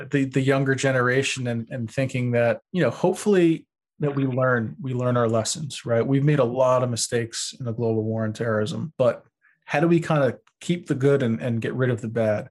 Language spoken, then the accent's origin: English; Long Beach, New York, United States; moved away; I grew up in Long Beach, New York